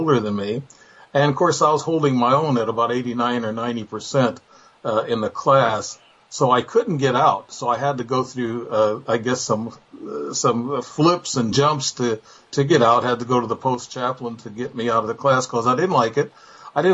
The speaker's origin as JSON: {"language": "English", "region": "Illinois", "country": "United States", "said": "I'm from Illinois."}